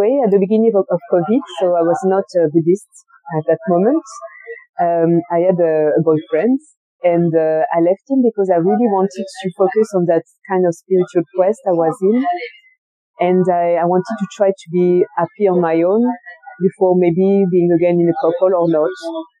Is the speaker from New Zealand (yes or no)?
no; France; English is a second language; also born or lived in Colombia; I'm French. {S1} mm. {S2} Maybe you could notice it with my accent. I was born in Colombia and was adopted. I was a baby and arrived in France.